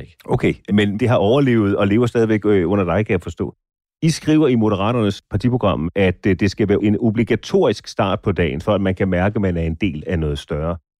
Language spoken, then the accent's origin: Danish; Birkerød, Capital Region of Denmark, Denmark; Jeg voksede op på Tornevangsvej i Birkerød